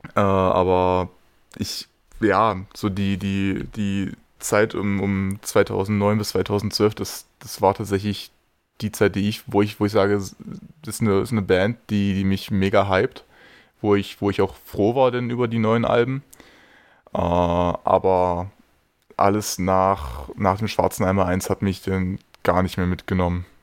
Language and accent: German; Magdeburg, Saxony-Anhalt, Germany; als gebürtiger Magdeburger